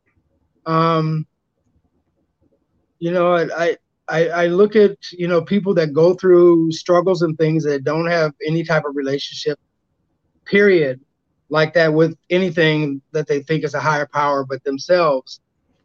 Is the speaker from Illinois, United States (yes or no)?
yes; Peoria, Illinois, United States; my hometown of Peoria, Illinois